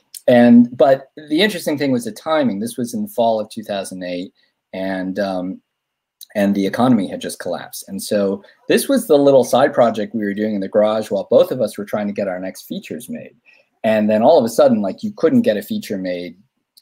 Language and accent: English; Omaha, Nebraska, United States; I'm from Omaha